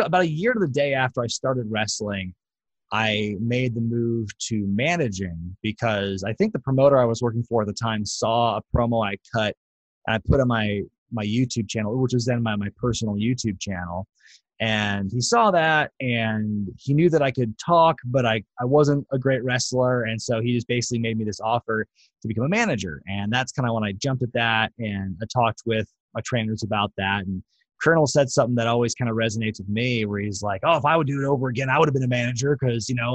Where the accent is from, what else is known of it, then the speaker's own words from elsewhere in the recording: Portland, Oregon, United States; also born or lived in Eugene, Oregon; Buddy and Ed had a wrestling school like in my hometown of Portland